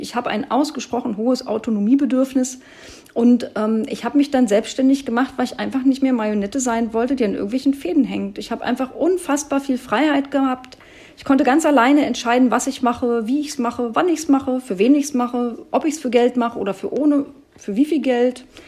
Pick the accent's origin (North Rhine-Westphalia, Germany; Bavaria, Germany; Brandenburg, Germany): Brandenburg, Germany; moved away as an adult; also born or lived in Hesse; Also ich bin ja Brandenburgerin